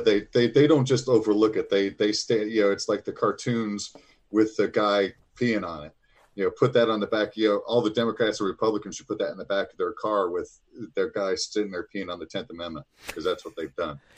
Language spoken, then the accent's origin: English; Illinois, United States; I am from Illinois.